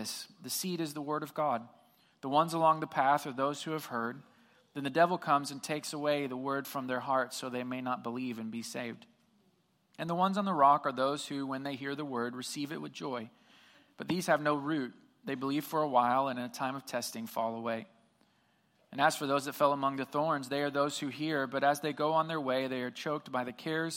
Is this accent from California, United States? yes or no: no; Southwest Missouri, United States; I grew up in Southwest Missouri